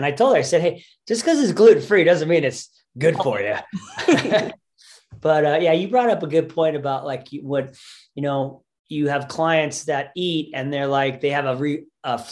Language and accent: English; United States; our society we as American humans